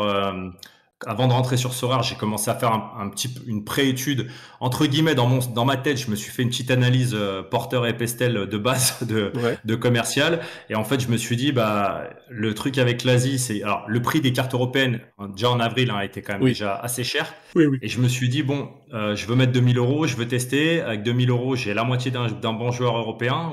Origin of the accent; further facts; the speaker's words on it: Lyon, Auvergne-Rhône-Alpes, France; je suis né à Lyon, donc je suis né à Lyon, j'ai grandi.